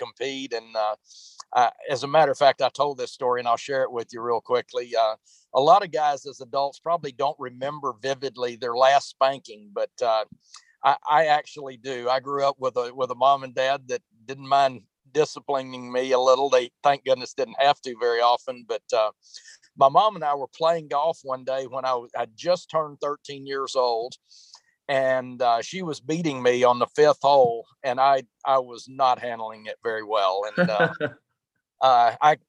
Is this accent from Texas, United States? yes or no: yes; Teague, Texas, United States; I grew up in a tiny town, Teague, Texas